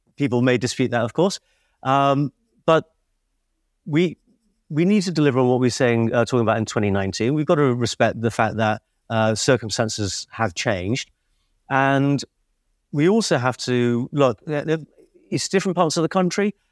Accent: Liverpool, North West England, United Kingdom; I'm from Liverpool

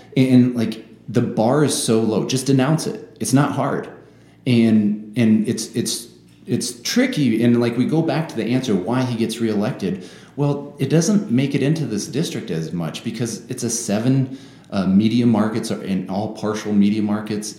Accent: Sioux City, Iowa, United States; moved away as an adult; I was raised in Sioux City

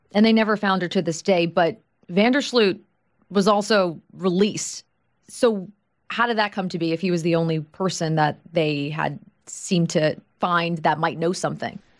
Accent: Long Island, New York, United States; I'm from Long Island, New York

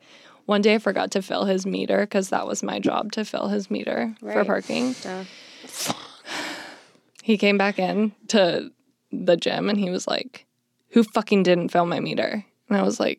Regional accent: Arizona, United States; now in Los Angeles, United States; I'm from Arizona

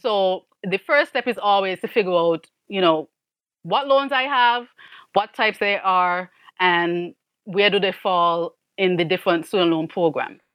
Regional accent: St. Kitts & Nevis; moved away as an adult; also born or lived in Miami, United States; now in United States; I am actually from Saint Kitts in the Caribbean, and I was an immigrant to the U S.

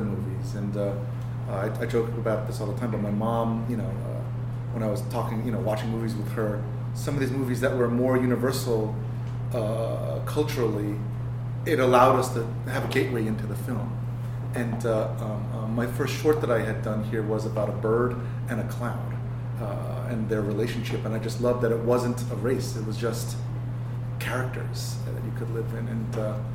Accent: New York, United States; my upbringing in New York

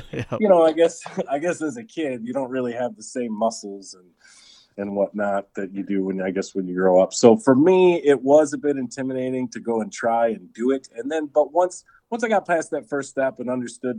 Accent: just outside of Detroit, Michigan, United States; I was definitely born and raised in Michigan in the just outside of Detroit area

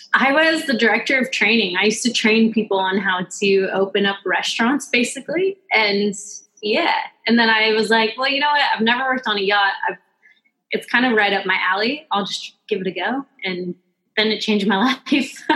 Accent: Pleasant Hill, Oregon, United States; moved away; also born or lived in Hawaii; I'm actually from Oregon. Um, a very very small town in Oregon called Pleasant Hill

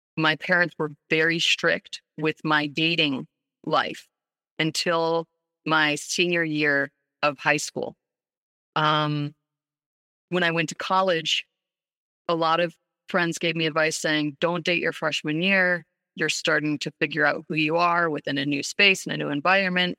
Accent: New York City, New York, United States; we grew up in New York City

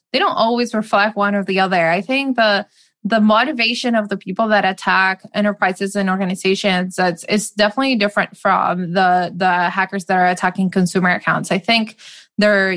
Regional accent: Madrid, Community of Madrid, Spain; moved away as an adult; also born or lived in Seattle, United States; I grew up in Madrid

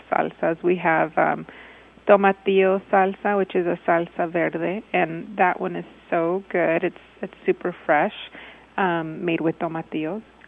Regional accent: El Paso, Texas, United States; also born or lived in Austin / San Antonio; we're from El Paso

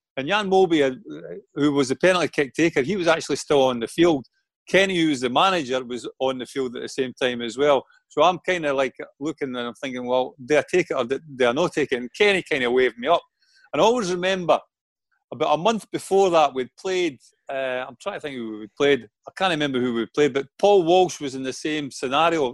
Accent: Falkirk, Scotland, United Kingdom; moved away as an adult; I only played 22 games for Falkirk, my hometown club

